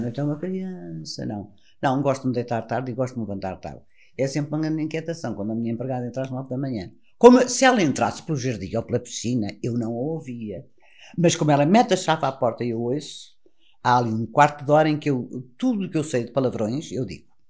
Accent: Portugal; como portugueses que somos

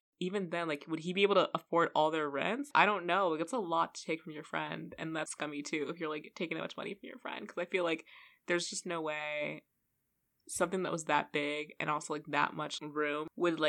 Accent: Los Angeles, California, United States; But also, I feel like we're both from Los Angeles. Yeah. Like, we're both have lived in Los Angeles

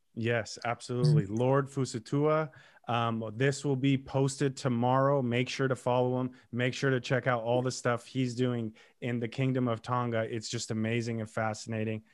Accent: Lebanon; I'm Lebanese Armenian

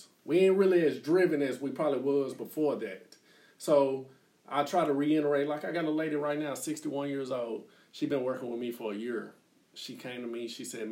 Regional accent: Dallas, Texas, United States; moved away; also born or lived in Oklahoma; growing up in Oak Cliff, I never saw anything outside of my neighborhood

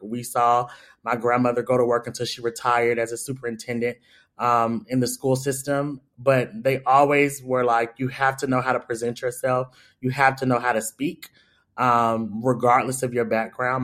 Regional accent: Atlanta, Georgia, United States; I'm from the West Side, Doug High, all that of Atlanta.

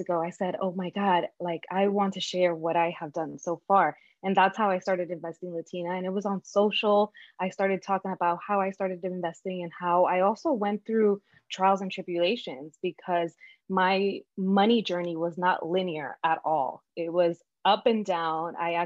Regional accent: New York City, New York, United States; also born or lived in Dominican Republic; growing up in Brooklyn and working in the fashion industry

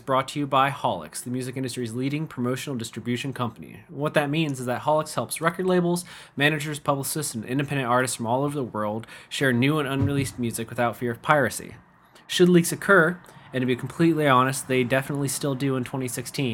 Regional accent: Constantine, Michigan, United States; also born or lived in Ohio / Big Rapids, Michigan; I'm from Ohio originally, but I grew up in Constantine

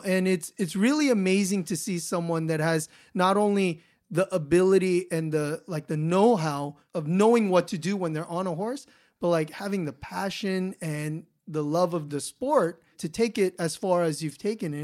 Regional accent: Los Angeles, California, United States; I grew up in Los Angeles in the city.

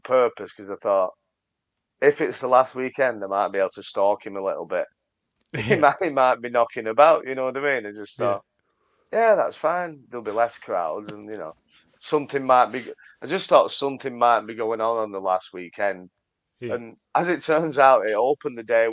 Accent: United Kingdom; We're British

